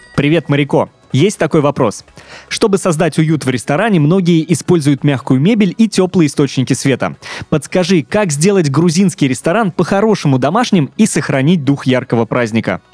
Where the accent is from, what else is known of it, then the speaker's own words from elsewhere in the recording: Penza, Penza Oblast, Russia; я из небольшого города, угу. Пенза, 650 тысяч населения